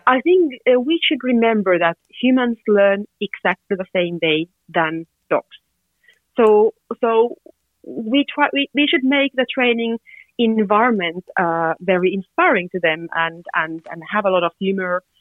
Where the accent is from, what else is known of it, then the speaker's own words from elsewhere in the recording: Finland; I'm from Finland.